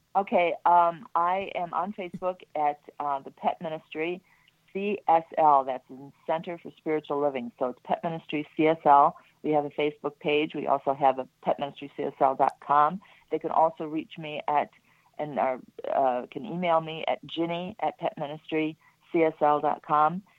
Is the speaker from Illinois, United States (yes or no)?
yes; Chicago, Illinois, United States; I'm from Chicago